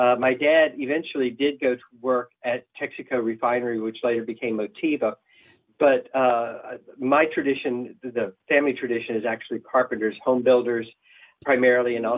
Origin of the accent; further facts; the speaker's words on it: Port Arthur, Texas, United States; I grew up in Port Arthur, Texas